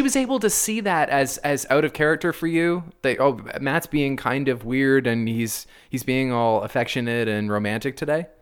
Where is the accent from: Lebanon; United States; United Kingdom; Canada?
Canada; as a Canadian.